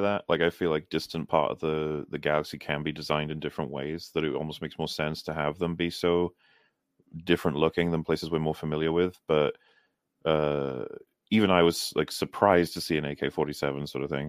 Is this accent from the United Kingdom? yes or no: yes; Wales, United Kingdom; I'm very Welsh, actually.